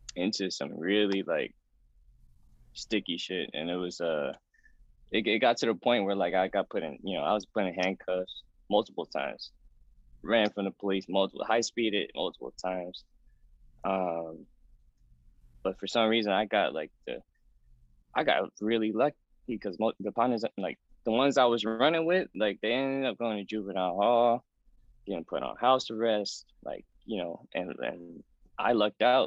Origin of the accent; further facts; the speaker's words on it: Oakland, California, United States; now in New York City, United States; growing up in Oakland, it's a it's a pretty decent, I would say, pretty decent Vietnamese community